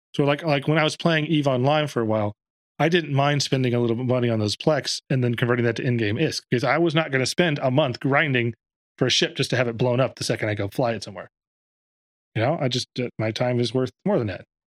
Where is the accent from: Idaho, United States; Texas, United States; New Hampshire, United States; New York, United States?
Texas, United States; Dallas; I'm from Dallas